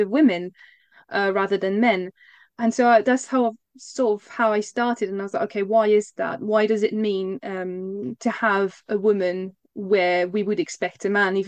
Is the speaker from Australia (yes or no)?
no; Alsace, Grand Est, France; now in United Kingdom; I grew up in Alsace